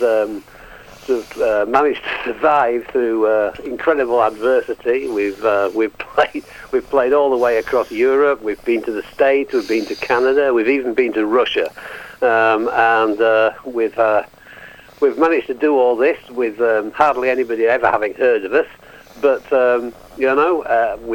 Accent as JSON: {"language": "English", "region": "England", "country": "United Kingdom", "lives_now": "Yorkshire, United Kingdom", "said": "I'm from England, and I'm calling from Yorkshire, just north of Leeds"}